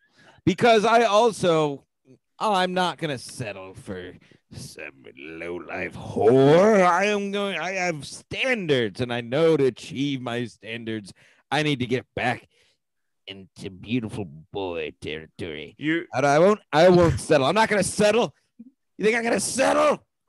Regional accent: Connecticut, United States; I'm from Connecticut.

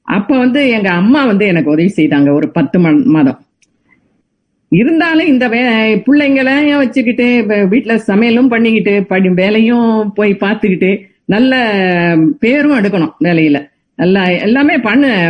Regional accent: Navalpattu, near Tiruchirappalli, Tamil Nadu, India; also born or lived in Kalkandar Kottai; now in United States; சொந்த ஊர் நவல்பட்டு என்ற கிராமம் திருச்சிக்கு பக்கத்தில் இருக்கிறது

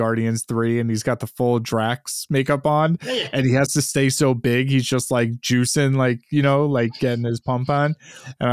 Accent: New York, United States; I'm from New York.

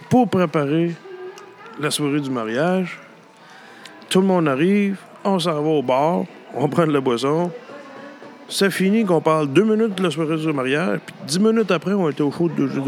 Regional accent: Gallix, Quebec, Canada; J'ai grandi à Galix.

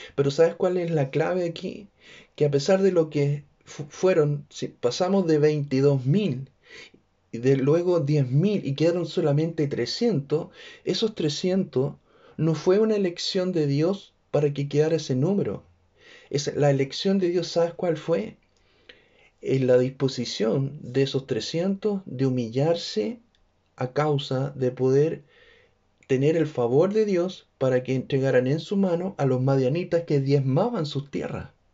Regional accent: Chile

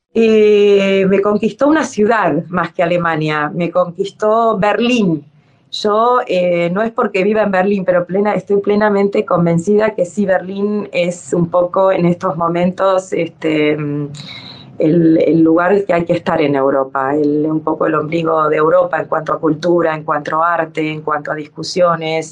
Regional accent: Dominican Republic; moved away; also born or lived in Argentina / Ecuador / Italy; soy argentina o porque viví en Ecuador o porque crecí en la República Dominicana

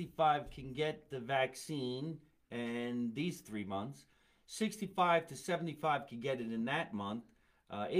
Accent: New Jersey, United States; We're from New Jersey

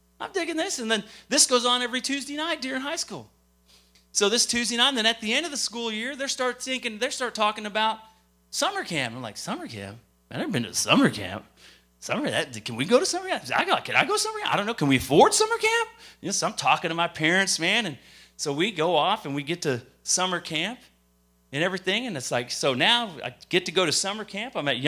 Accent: Lubbock, Texas, United States; also born or lived in Japan / Minot, North Dakota / Great Falls, Montana; And I was born in Japan. I lived in Minot, North Dakota. From Minot, North Dakota, I moved to Great Falls, Montana. From Great Falls, Montana, we moved out to Texas. And it's out to Texas in Lubbock, Texas. Lubbock, Texas is what I call home

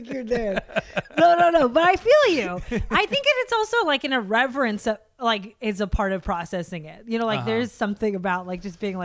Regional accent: United States; I'm American

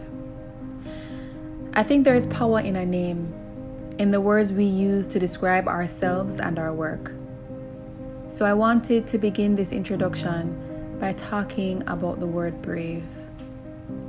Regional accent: Jamaica; I grew up in Jamaica in one of those close-knit families

